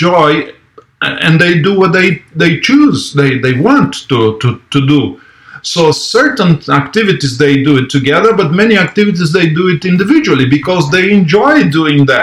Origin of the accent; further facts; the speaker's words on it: Brazil; moved away as an adult; I was born in Brazil. I lived there until I was 21.